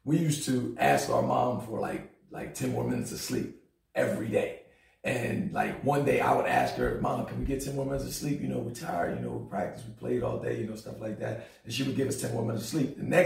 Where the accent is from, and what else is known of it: New Jersey, United States; born or raised there; moved away as an adult; also born or lived in Philadelphia, Pennsylvania; now in Greensboro, United States